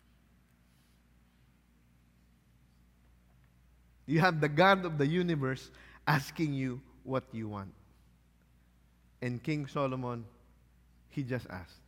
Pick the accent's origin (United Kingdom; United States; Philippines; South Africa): Philippines; I'm Filipino